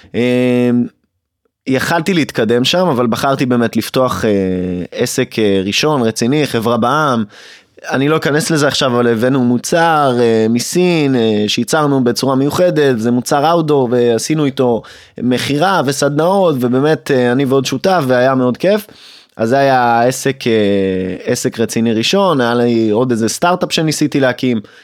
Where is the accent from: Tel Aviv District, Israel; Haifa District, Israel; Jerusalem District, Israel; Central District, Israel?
Central District, Israel; Hod HaSharon; גדלתי בהוד השרון